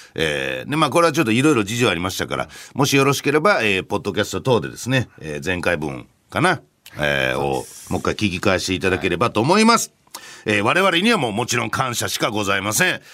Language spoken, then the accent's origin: Japanese; Hyogo, Japan; moved away; 僕の地元